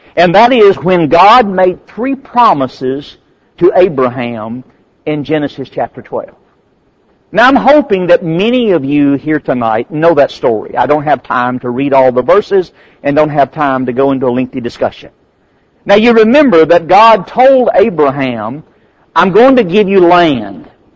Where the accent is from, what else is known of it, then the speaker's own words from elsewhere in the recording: United States; I'm American